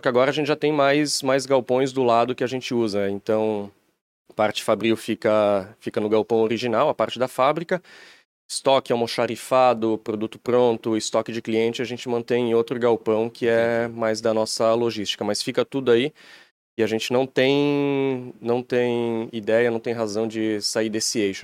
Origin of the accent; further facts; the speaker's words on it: Timbó, Santa Catarina, Brazil; moved away as an adult; now in Blumenau, Brazil; A gente é de Timbó, empresa é em Blumenau. Estou morando em Blumenau agora, mas viemos de, de Timbó mesmo